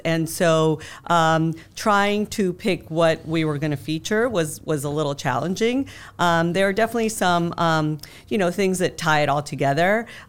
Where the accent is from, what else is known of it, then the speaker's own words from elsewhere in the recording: Colombia; moved away as an adult; also born or lived in Panama / Mexico City, Mexico; now in Cincinnati, United States; I'm originally from, I was born in Panama, grew up in Colombia. And then moved to Cincinnati about 26 years ago when my husband took a job with P&G, and we've been here ever since. But we had a chance also to live in Mexico City for a few years